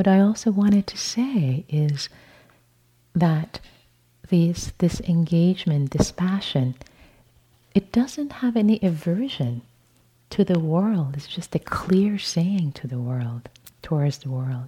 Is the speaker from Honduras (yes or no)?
no; Tehran, Tehran Province, Iran; moved away; born and raised in Tehran, Iran